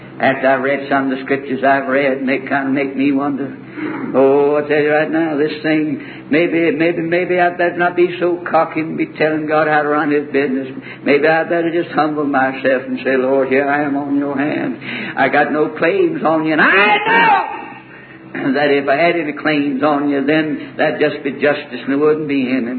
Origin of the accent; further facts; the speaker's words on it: the South, United States; I'm from the South, and I'm preaching here